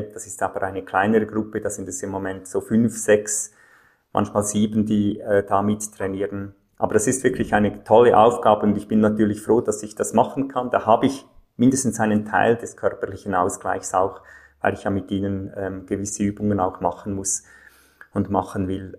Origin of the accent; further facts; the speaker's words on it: Zofingen, Aargau, Switzerland; Meine Eltern und Großeltern gehörten schon zu dieser Kirche in Zofingen, in einem kleinen Städtchen im Aargau in der Schweiz. Da bin ich aufgewachsen.